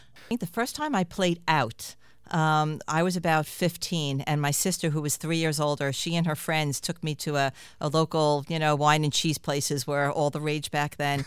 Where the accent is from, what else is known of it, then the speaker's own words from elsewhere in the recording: New York City, New York, United States; I grew up in Queens